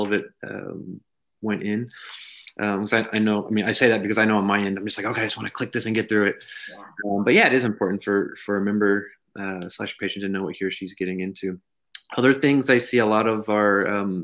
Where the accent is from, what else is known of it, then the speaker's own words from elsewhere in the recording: Texas, United States; I'm from Texas